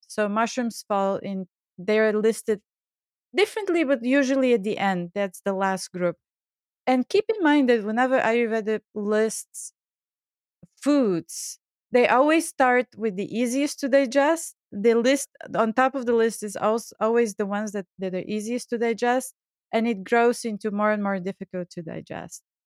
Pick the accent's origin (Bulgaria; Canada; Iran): Bulgaria; moved away; I grew up in Bulgaria